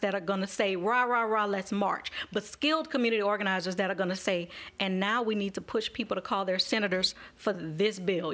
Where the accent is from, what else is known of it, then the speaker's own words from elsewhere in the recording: Marrero, Louisiana, United States; a black woman who grew up in Marrero